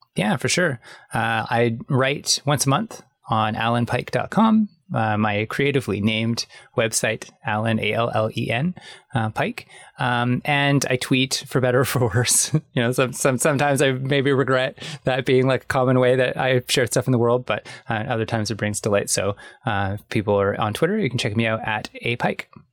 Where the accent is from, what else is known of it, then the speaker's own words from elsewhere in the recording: Canada; I'm Canadian.